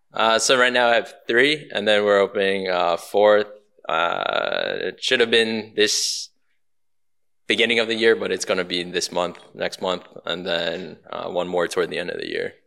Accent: Baltimore, Maryland, United States; moved away as an adult; now in Houston, United States; I'm born and raised in Baltimore, Maryland

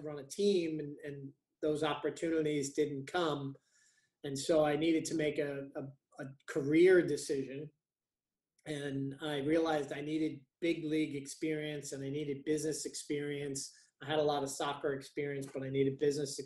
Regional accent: Long Island, New York, United States; moved away as an adult; now in Toronto, Canada; I was from Long Island

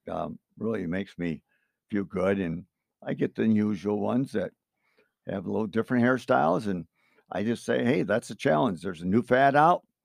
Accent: Cutlerville, Michigan, United States; I grew up in Cutlerville here, sixty-eighth

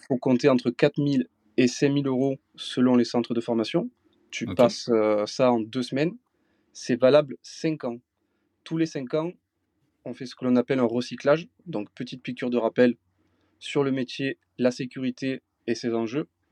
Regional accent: south of France, France; je suis originaire du sud de la France, là où j'exerce mon métier de grutier depuis bientôt 15 ans, dans le Gard et dans les l'Hérault

